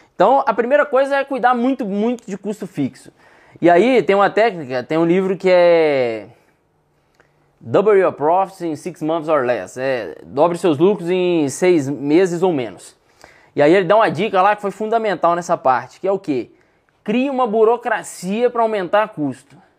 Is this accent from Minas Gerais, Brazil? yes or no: yes; Sete Lagoas, Minas Gerais, Brazil; also born or lived in Contagem; now in Belo Horizonte, Brazil; Na verdade, eu nasci em Contagem, mas cresci aqui entre Contagem e BH. Até que com oito anos de idade, fui morar em Sete Lagoas, que é 70 quilômetros de Belo Horizonte